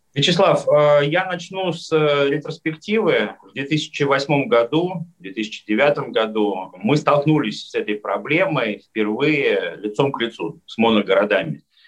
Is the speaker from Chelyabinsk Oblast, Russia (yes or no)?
yes; Magnitogorsk, Chelyabinsk Oblast, Russia; вот моя Челябинская область, родная, любимая, я из Магнитогорска